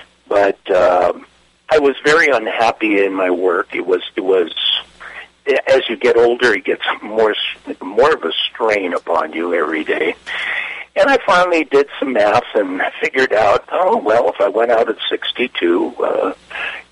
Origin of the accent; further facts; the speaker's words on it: Los Angeles, California, United States; I grew up in East L.A. As part of a Russian community